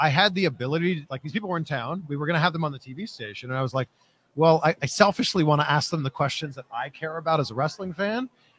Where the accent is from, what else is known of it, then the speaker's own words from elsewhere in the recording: Toronto, Ontario, Canada; also born or lived in Florida; now in California, United States; I'm originally from Toronto, and I've been in California now for about a year.